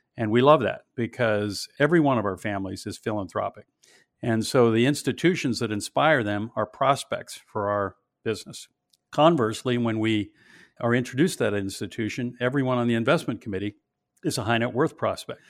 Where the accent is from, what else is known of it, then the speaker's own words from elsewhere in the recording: Pittsburgh, Pennsylvania, United States; I grew up in Pittsburgh